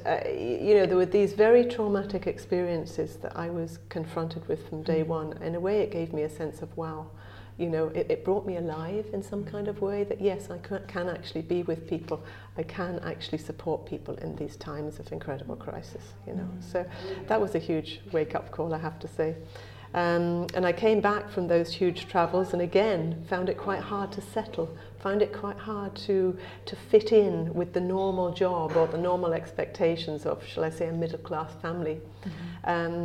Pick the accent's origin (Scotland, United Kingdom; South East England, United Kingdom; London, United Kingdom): South East England, United Kingdom; Brighton; accent: English; moved away as an adult; now in Ireland; I come from Brighton originally. A long time ago, I lived in Brighton by the sea.